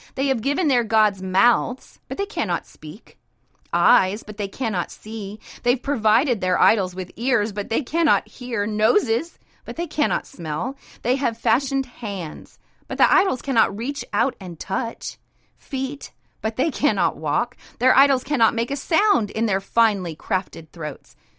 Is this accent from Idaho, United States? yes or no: yes; Idaho, United States; moved away; also born or lived in North Dakota; I was raised in Idaho